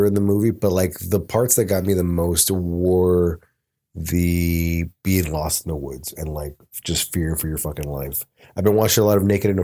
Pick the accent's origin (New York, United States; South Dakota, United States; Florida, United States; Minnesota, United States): Florida, United States; Miami; I'm from Miami. I'm not from Florida